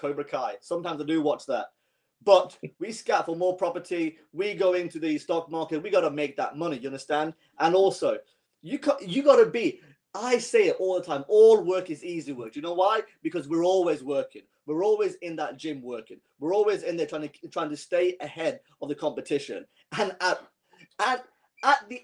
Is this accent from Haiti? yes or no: no; Iran; I'm from Iran